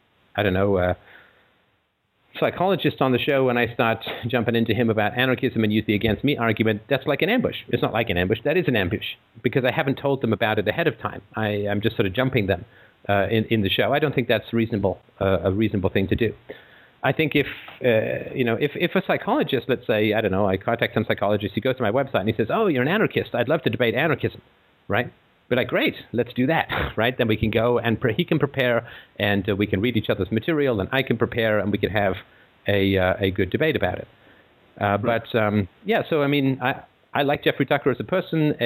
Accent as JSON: {"language": "English", "region": "England", "country": "United Kingdom", "tie": "born or raised there", "said": "growing up in England"}